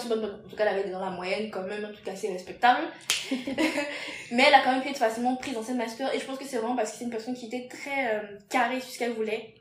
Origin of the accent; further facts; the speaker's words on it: Benin; moved away as an adult; also born or lived in Togo; now in France; je suis béninoise